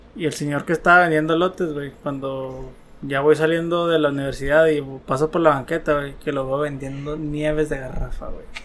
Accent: Chihuahua, Mexico; La primera vez que salí de Chihuahua, yo creo, fui a Puebla, fue mi primer estado foráneo y salí de aquí

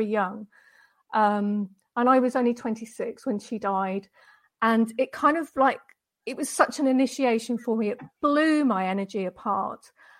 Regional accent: Deal, South East England, United Kingdom; moved away as an adult; now in Denmark; I'm from the UK, which you might be able to tell from my accent, but I've married a Danish guy and now I live in Denmark. But going back years and years and years ago, I was born in Deal in Kent, which is in on the southeast coast of Britain

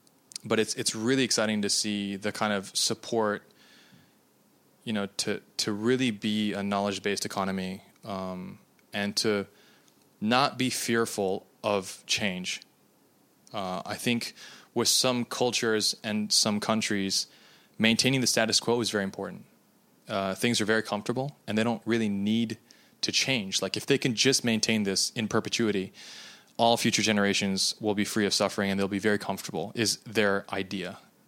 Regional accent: United States; because I'm Japanese American and both of my countries that I have nationality for don't do these things

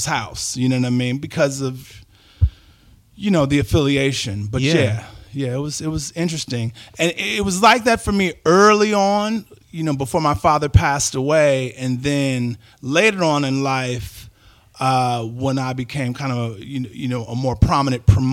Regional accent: Chicago, Illinois, United States; I'm from the low end, you know, raised in between 33rd and Cottage, and 72nd and Luella

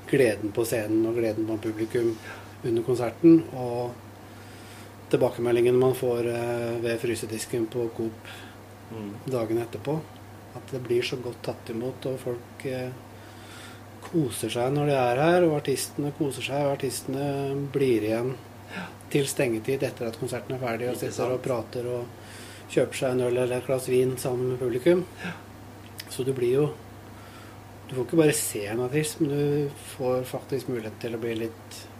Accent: Lunde, Telemark, Norway; moved away; also born or lived in Bergen / Ålesund; jeg er fra Lunde. Ja. Fra ja, Flåbygd, rettere sagt.

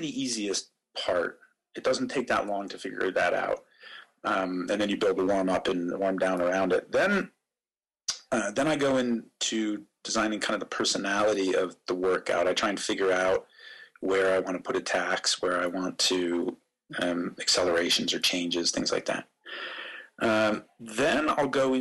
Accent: Erie, Pennsylvania, United States; moved away as an adult; also born or lived in England / Switzerland; now in Singapore; I'm originally from Pennsylvania, from Erie, okay. up in the north of the state on the lake, and did a lot of my racing there

